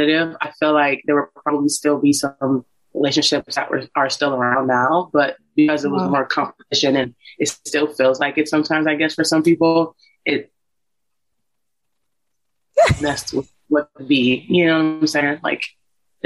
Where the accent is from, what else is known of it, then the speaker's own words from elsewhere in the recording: Warren, Ohio, United States; moved away as an adult; originally from the Midwest. I'm from Ohio, a small place called Warren, Ohio. But I moved here about 2 years ago